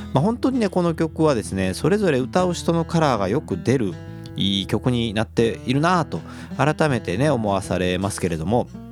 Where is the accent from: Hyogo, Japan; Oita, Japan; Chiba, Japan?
Hyogo, Japan; Kobe; 神戸っ子